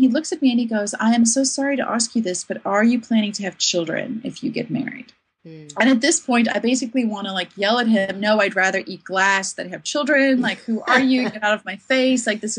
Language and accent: English; South Africa; I was growing up in South Africa of apartheid years where we needed justice and we needed advocates.